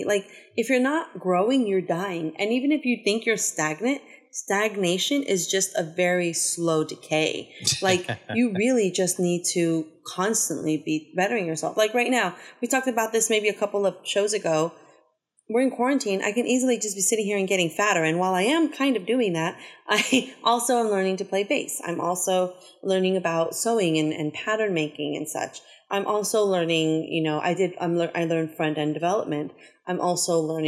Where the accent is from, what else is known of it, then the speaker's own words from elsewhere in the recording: Los Angeles, California, United States; growing up in South Central, in Mid-City